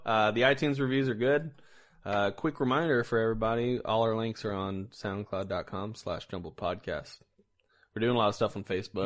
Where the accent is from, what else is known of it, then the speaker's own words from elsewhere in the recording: Indiana, United States; coming from Indiana